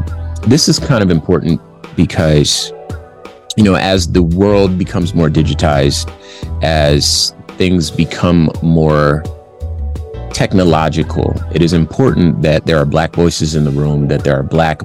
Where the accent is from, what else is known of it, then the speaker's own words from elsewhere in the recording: Compton, California, United States; I'm from Compton, California.